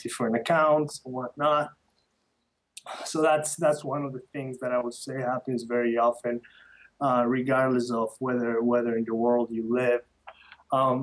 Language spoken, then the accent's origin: English; Quito, Pichincha, Ecuador; moved away; I was born and raised in the north side of Quito, and I love Ecuador.